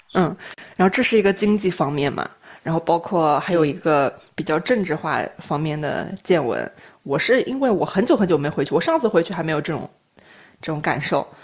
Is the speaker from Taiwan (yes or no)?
no; Korla, Xinjiang, China; moved away as an adult; now in Yantai, China; 我就是在那个新疆长大的嘛，然后差不多这次也就五年多没回去了